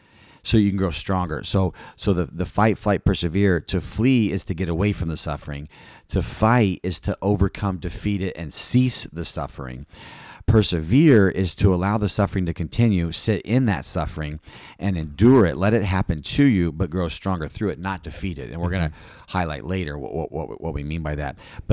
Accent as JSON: {"language": "English", "town": "East Peoria", "region": "Illinois", "country": "United States", "said": "She was from the Chicago area, Kankakee, and I was from Peoria, East Peoria area."}